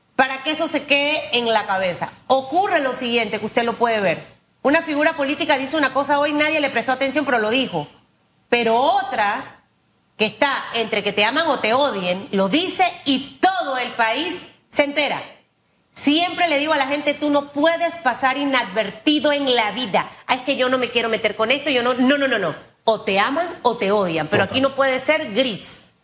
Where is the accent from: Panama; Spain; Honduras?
Panama; como panameños